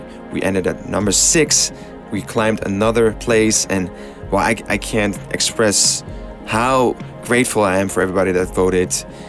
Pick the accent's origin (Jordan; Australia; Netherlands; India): Netherlands; Amsterdam, North Holland; My God, that was a crazy week in my hometown.